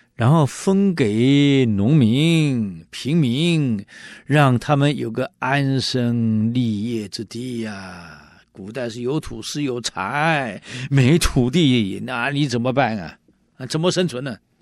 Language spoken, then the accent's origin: Chinese; Taiwan; 我们闽南人有一句，我们台湾人有一句话啊，一种米养百种人